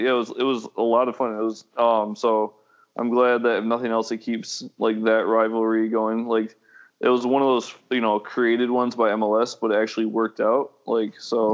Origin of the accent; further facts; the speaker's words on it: Midwest, United States; now in Orlando, United States; I'm like I'm like Midwesterner